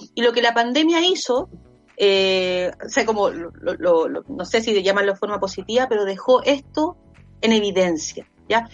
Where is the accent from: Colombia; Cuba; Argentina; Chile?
Chile; Villa Alemana, Valparaíso; yo soy de acá de Villa Alemana